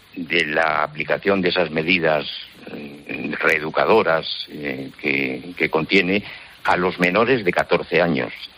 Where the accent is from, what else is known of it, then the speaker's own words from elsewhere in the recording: Zamora, Castile and León, Spain; es en mi ciudad natal, y recuerdo que en mi infancia y en mi adolescencia pues no ocurrían esas cosas en Zamora